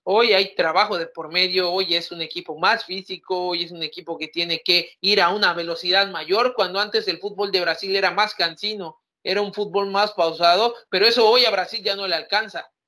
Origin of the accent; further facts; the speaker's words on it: Mexico; siendo mexicano